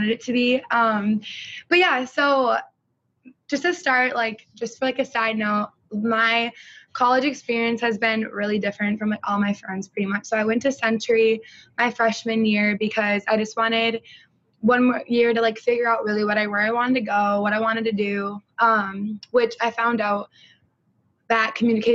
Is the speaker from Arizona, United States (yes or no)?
no; Stillwater, Minnesota, United States; I'm from Stillwater, and I was born and raised here.